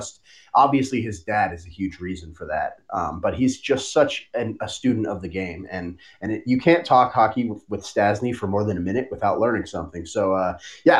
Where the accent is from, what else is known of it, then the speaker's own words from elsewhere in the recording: Denver, Colorado, United States; now in Las Vegas, United States; I grew up in Colorado in the Denver area. So I grew up in a city with the four major pro sports from birth, basically